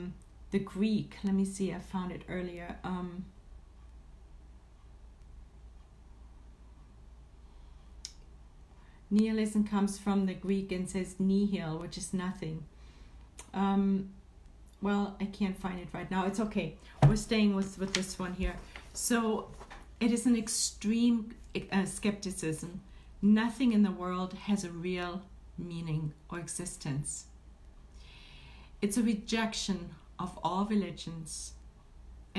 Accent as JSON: {"language": "English", "country": "Germany", "tie": "born or raised there", "moved": "yes", "lives_now": "Northern California, United States", "said": "I was born and raised in Germany"}